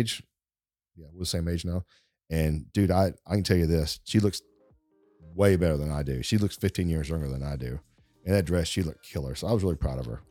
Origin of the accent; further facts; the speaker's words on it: East Texas, United States; accent: East Texas Deep Woods accent; I'm from East Texas and I'm not from fancy big, big places